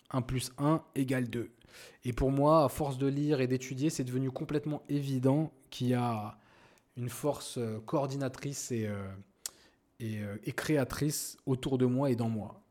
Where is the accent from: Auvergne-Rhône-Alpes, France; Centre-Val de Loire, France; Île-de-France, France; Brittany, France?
Île-de-France, France; Paris suburbs, Seine-Saint-Denis; moved away as an adult; now in Morocco; Je suis né et j'ai grandi en France, euh, plus précisément euh, en banlieue parisienne dans le 93